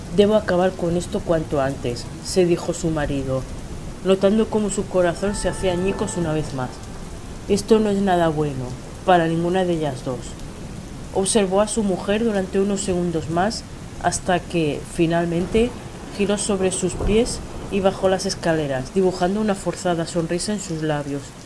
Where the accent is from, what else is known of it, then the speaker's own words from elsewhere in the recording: Spain; de España